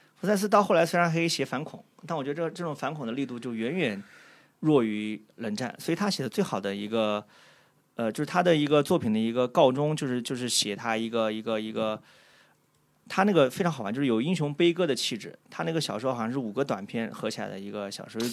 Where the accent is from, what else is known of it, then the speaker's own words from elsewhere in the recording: China; 在我们中国人看其实是多少有点好笑的。说句实话啊，站在中国人角度